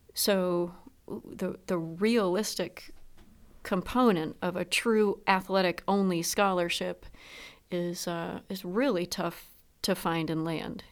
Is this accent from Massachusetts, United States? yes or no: no; Proctor, Vermont, United States; my hometown of Proctor